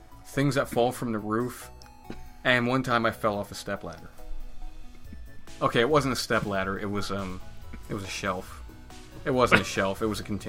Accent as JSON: {"language": "English", "country": "United States", "said": "I'm American"}